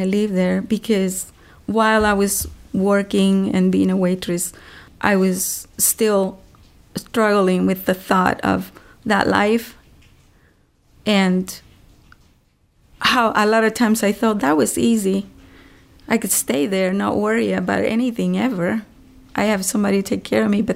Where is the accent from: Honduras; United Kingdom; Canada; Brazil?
Honduras; English is a second language; now in Los Angeles, United States; I'm from Honduras